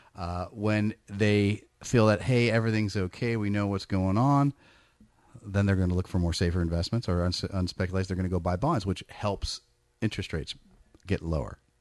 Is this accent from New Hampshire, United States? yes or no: no; Bay Area, California, United States; I'm from the Bay Area. I grew up in the Bay Area